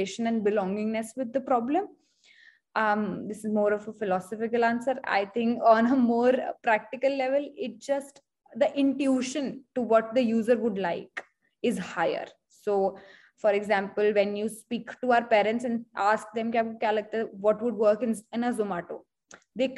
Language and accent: English; Hisar, Haryana, India; I come from Hisar